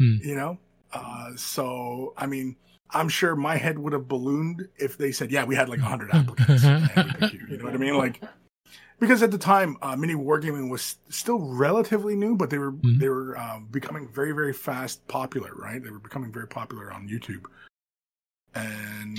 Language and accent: English; London, Ontario, Canada; moved away as an adult; I was born and raised in Southern Ontario. I'm from London, Ontario.